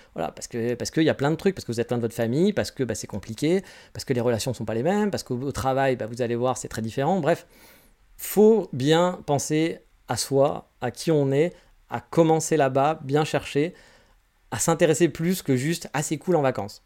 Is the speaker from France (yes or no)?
yes; France; moved away as an adult; now in Japan; je suis très content d'être français